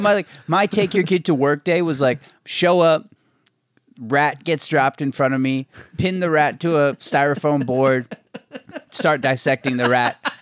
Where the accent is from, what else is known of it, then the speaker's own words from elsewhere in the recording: Maryland, United States; I grew up in Maryland